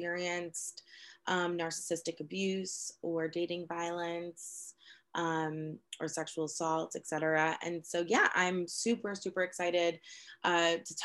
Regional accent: New York City, New York, United States; moved away as an adult; also born or lived in Boston, Massachusetts; now in Central Virginia, United States; I grew up in New York City

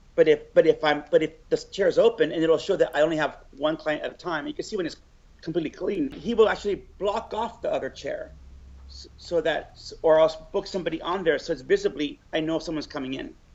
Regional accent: Los Angeles, California, United States; I'm from LA. On uh, my whole entire life

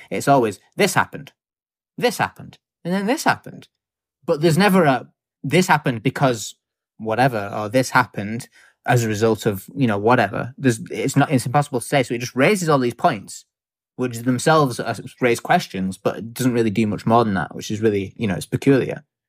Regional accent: United Kingdom; as a British person who lives on a small island in the middle of a lot of ocean

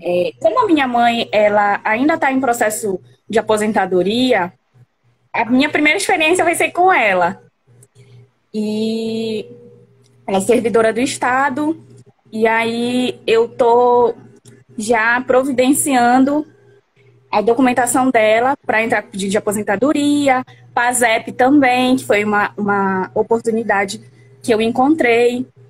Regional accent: Igarapé-Miri, Pará, Brazil; Eu sou do estado do Pará, de igarapé

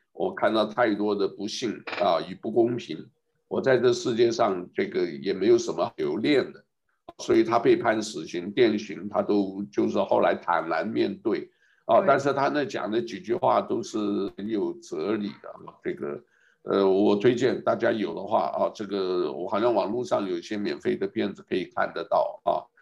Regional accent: Taiwan; also born or lived in mainland United States; now in Hawaii, United States; 从台湾出来的时候没有想那么多的

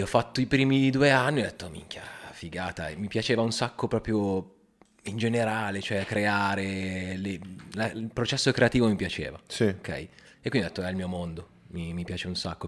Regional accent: Milan, Lombardy, Italy; Milanese, però mamma è calabrese

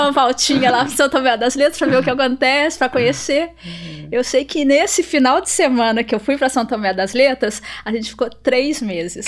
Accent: Itajubá, Minas Gerais, Brazil; moved away; also born or lived in France; eu vim de Itajubá

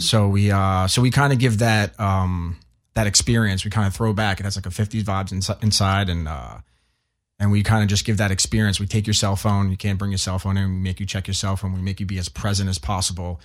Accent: New York, United States; I was born and raised in New York, and my parents are from Italy.

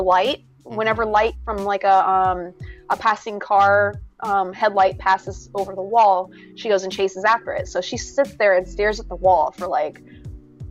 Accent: South Carolina, United States; I'm from South Carolina

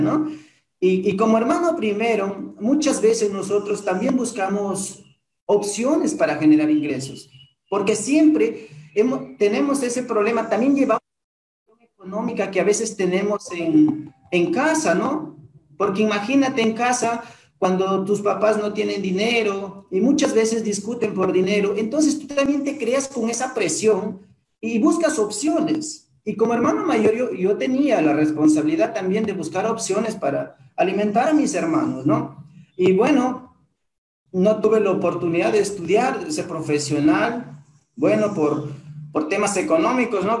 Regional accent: Huancabamba, Piura, Peru; now in Piura, Peru; Soy de Huancabamba, pero de ahí a un distrito todavía, de un distrito a un caserío, de ese caserío a un sector

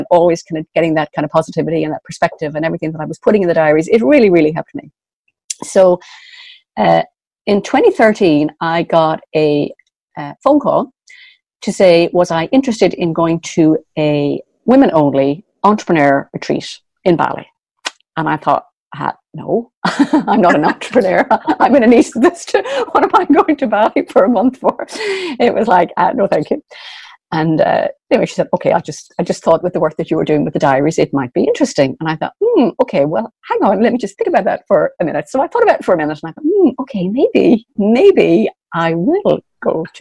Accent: Dublin, Leinster, Ireland; moved away as an adult; now in Sligo, Ireland; I was originally from Dublin. So I did all of my growing up in Dublin, but I live in Sligo now on the northwest

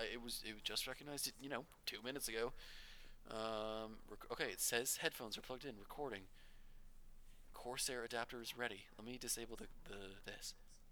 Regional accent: Portsmouth, Virginia, United States; I was born in Norfolk, well, technically Portsmouth

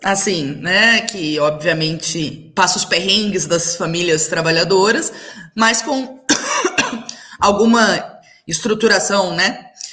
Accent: Alegrete, Rio Grande do Sul, Brazil; Eu cresci em Alegrete, que é a cidade do meu pai

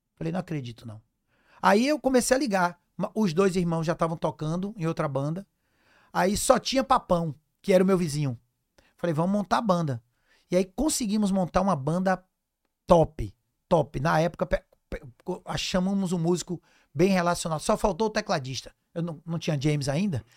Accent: Cruz das Almas, Bahia, Brazil; also born or lived in Castro Alves / Salvador; eu nasci em Cruz das Almas, interior da Bahia

